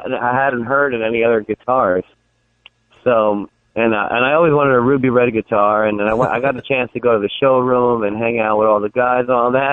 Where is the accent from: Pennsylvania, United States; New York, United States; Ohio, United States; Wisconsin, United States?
New York, United States; New York City; I'm from New York City, that's where I grew up